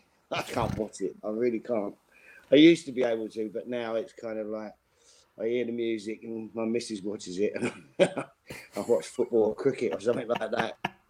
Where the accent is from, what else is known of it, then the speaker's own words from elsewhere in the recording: Custom House, London, United Kingdom; I grew up in Custom House. E16, and you know, my dad, granddad, great granddad, it just gets passed down, and it's still to this day.